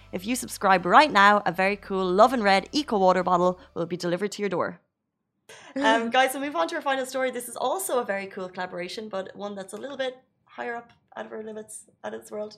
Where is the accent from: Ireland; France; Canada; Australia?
Ireland; moved away as an adult; now in United Arab Emirates; growing up in Ireland